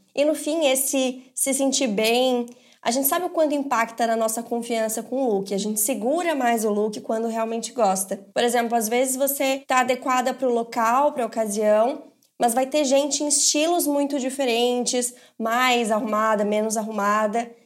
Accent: Belo Horizonte, Minas Gerais, Brazil; eu sou de Belo Horizonte, Minas Gerais

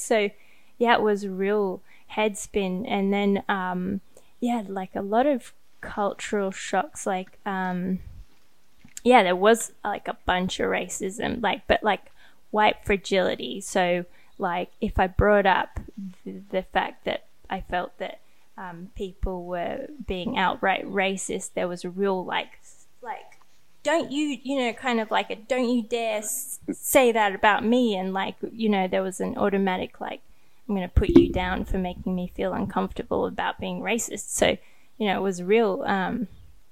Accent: Sydney, New South Wales, Australia; also born or lived in Thailand; I grew up in Sydney, which is like, it's like, you know, the one of the biggest cities in Australia

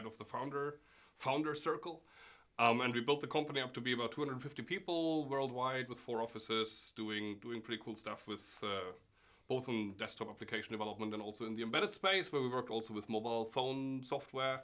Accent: Germany; moved away as an adult; also born or lived in Norway; I'm originally from Germany, where I studied computer science

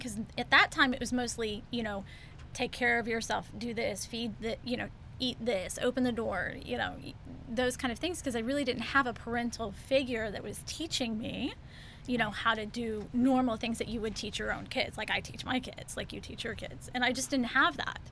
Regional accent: Houston, Texas, United States; also born or lived in Clear Lake, Texas; I grew up in Houston

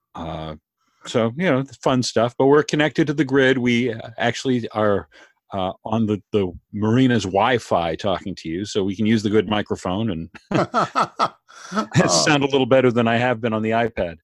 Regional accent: Maine, United States; now in Canada; the area that I grew up in Maine

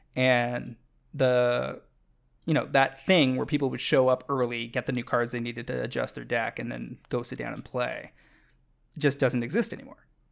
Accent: Canada; I'm a Canadian

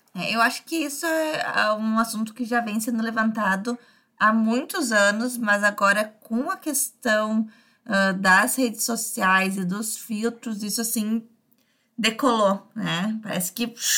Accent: Brazil; vivo no Brasil, sou brasileira

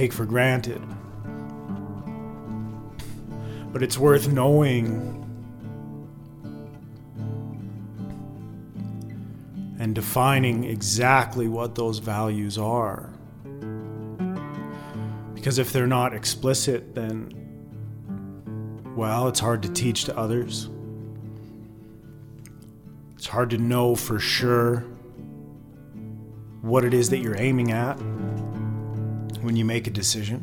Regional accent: Alberta, Canada; Growing up in Alberta, this Western place

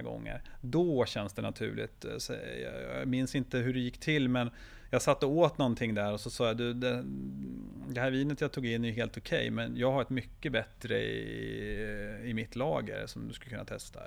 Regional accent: Jämtland, Sweden; jag är uppvuxen i Jämtland

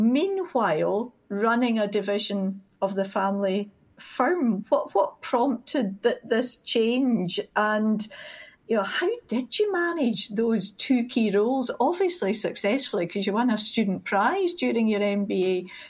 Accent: Scotland, United Kingdom; We're Scottish.

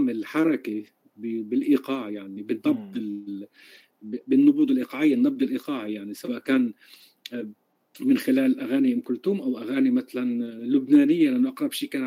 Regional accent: Galilee, Palestine; born there; مولود بفلسطين بالجليل حصرا

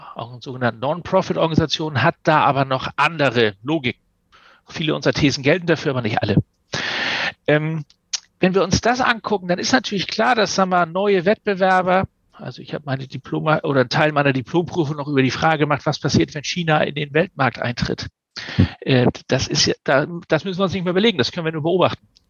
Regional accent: Hamburg or near Hamburg, Germany; accent: North German; also born or lived in Kiel / Glasgow; ich spreche Norddeutsch und das ist auch so, weil ich komme von hier komme aus Hamburg oder aus der Nähe von Hamburg

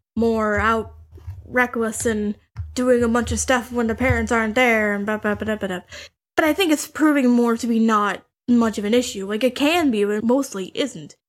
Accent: Canada; I'm Canadian

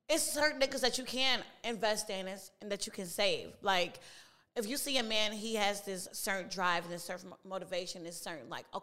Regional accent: Chicago, Illinois, United States; South side of Chicago, not the west side.

